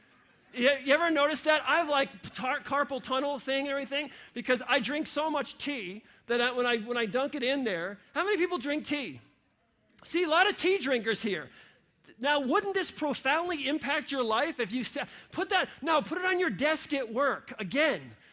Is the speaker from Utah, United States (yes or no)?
no; New York, United States; now in Ohio, United States; I grew up in New York